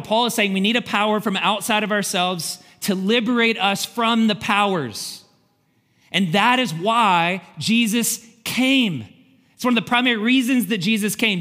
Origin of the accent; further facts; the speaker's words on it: Kentucky, United States; moved away; Kentucky. I'm from Kentucky